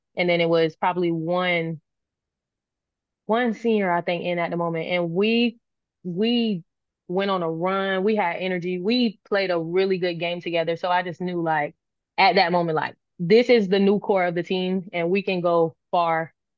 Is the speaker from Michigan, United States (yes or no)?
no; Florida, United States; moved away as an adult; my home state